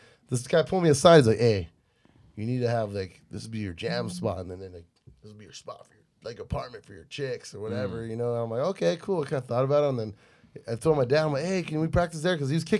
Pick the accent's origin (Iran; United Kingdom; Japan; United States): United States; Bonita, California; also born or lived in Paradise Hills, San Diego / Guam; We grew up in Bonita. Okay. But Paradise Hills is where I was, growing up, born.